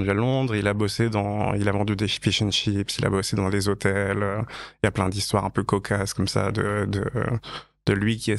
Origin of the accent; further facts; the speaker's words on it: Payerne, Vaud, Switzerland; je suis né en 1987 en Suisse.